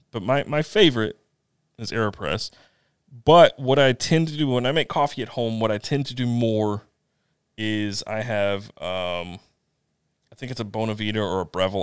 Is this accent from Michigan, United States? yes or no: no; Eastern North Carolina, United States; I'm from Eastern North Carolina, Eastern-ish. I'm from the, the middle of the state, sort of.